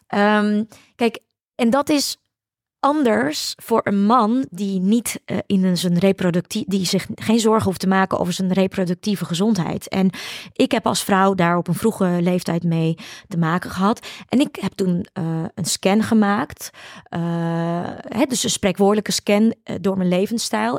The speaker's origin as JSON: {"language": "Dutch", "country": "Ukraine", "tie": "born or raised there", "moved": "yes", "lives_now": "Netherlands", "said": "ik ben natuurlijk geboren in de Sovjet-Unie."}